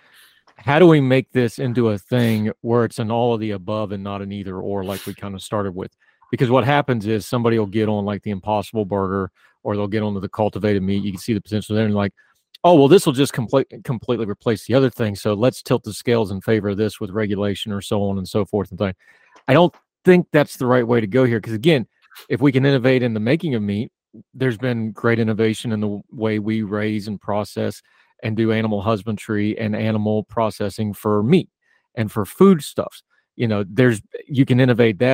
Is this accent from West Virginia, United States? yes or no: yes; West Virginia, United States; I grew up in a culture. I'm from West Virginia.